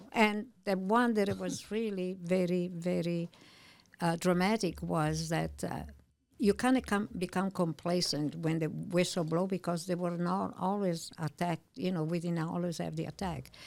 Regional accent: Milan, Lombardy, Italy; English is a second language; moved away as an adult; also born or lived in New York / Illinois; now in United States; I was born in Milano, and I lived there until I left when I was nineteen

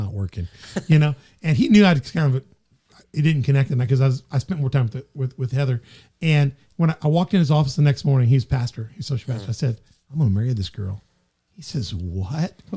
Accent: Memphis, Tennessee, United States; moved away; also born or lived in Crothersville; I was from Memphis.

